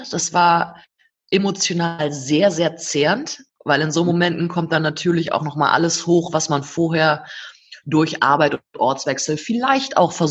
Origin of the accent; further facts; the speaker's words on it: North Rhine-Westphalia, Germany; Ich komme selbst aus dem Oberbergischen, das ist gar nicht so weit weg vom Sauerland.